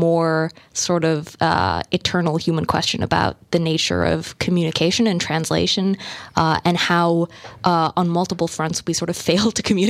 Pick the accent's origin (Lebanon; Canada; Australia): Australia; Melbourne, Victoria; now in United States; but I spent the bulk of my life in Melbourne and I really, my dad's Australian. I strongly identify as Australian and Thai and now American.